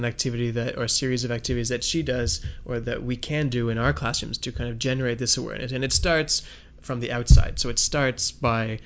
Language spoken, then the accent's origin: English; Toronto, Ontario, Canada; I'm from Toronto or Ontario